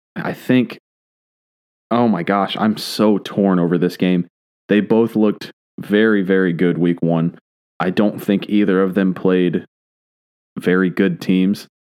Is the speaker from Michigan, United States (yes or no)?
yes; Michigan, United States; I'm from Michigan, not France